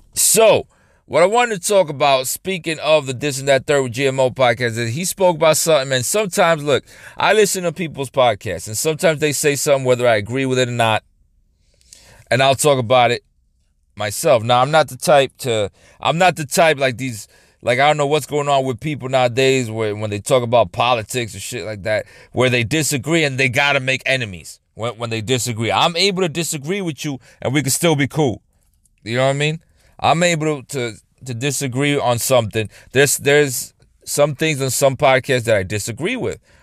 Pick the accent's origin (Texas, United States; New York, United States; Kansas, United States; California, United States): New York, United States; I grew up in New York